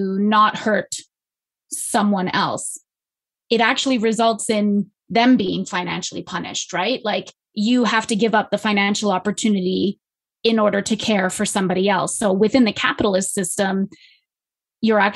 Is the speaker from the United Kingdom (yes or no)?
no; Canada; I'm Canadian